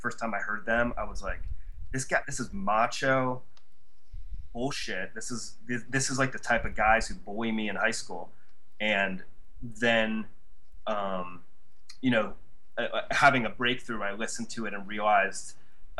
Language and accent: English; Ohio, United States; now in New York, United States; I grew up in Ohio.